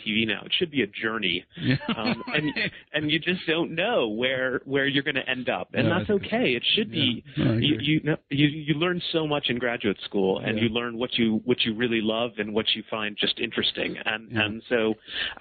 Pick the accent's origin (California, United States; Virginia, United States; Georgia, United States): Virginia, United States; Northern Virginia suburbs, United States; also born or lived in Washington, D.C.; I was born in Washington, D.C., and grew up in the Northern Virginia suburbs